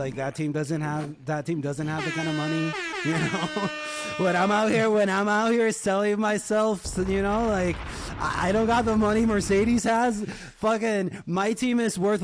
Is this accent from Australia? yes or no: no; Puerto Rico; I was born in, I was raised in Puerto Rico.